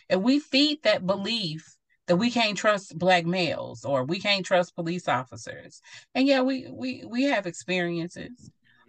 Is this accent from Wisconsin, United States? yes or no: no; Mount Pleasant, Texas, United States; moved away as an adult; also born or lived in Nebraska; I'm from Mount Pleasant, Texas